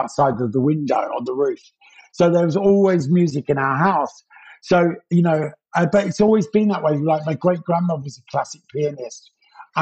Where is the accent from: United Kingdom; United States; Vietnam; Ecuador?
United Kingdom; London; also born or lived in Pimlico, London; I grew up in Battersea. I was born in Pimlico